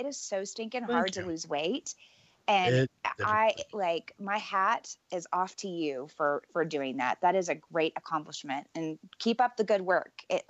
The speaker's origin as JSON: {"language": "English", "town": "Corpus Christi", "region": "Texas", "country": "United States", "moved": "yes", "lives_now": "Denver, United States", "said": "I am originally from Corpus Christi, Texas. I'm a fifth generation Texas Texan, gladly living in Denver, Colorado now."}